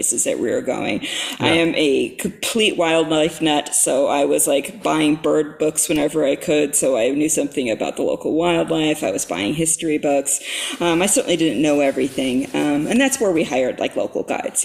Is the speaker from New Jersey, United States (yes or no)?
no; Fairbanks, Alaska, United States; now in Pacific Northwest, United States; I grew up in Fairbanks, Alaska